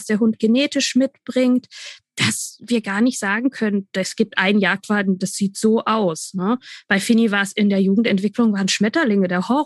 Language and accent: German; Bavaria, Germany; Ich komme aus Franken.